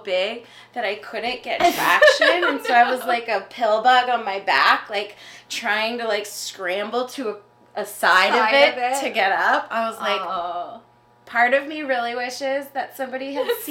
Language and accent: English; Southern California, United States; now in New York City, United States; We're from Southern California.